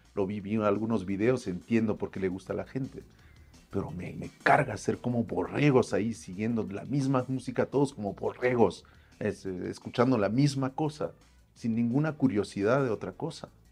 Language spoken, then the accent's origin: Spanish; Paris, Île-de-France, France; moved away as an adult; now in Mexico; nací yo en París